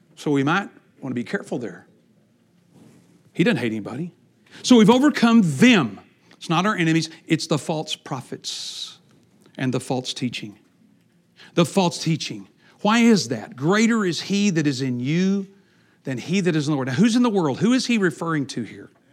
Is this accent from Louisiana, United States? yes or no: no; Texas, United States; I grew up in Texas